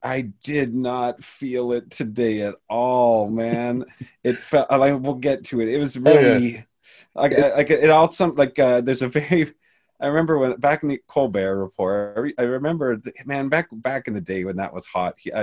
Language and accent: English; Canada; Canadian white boy from the outside